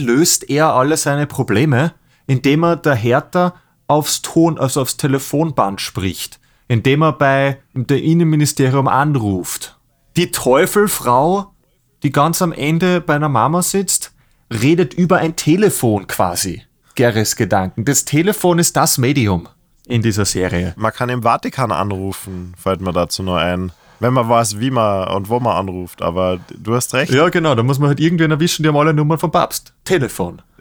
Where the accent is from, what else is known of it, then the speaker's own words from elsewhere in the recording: Austria; Wir sind echte Braunschlager, wir sind Österreicher.